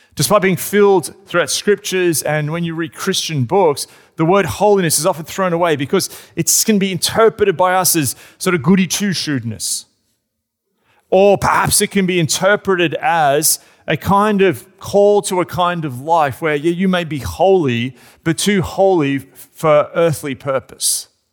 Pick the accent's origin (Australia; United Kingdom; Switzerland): Australia; I'm an Australian.